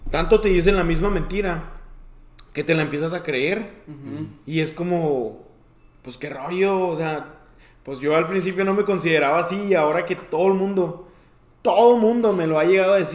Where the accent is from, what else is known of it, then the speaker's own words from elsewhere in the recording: Mexico; somos mexicanos.